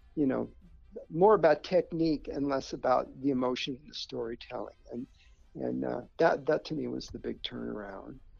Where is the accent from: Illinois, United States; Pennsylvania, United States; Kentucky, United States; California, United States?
California, United States; Southern; growing up in Southern California, watching Disney on Sunday nights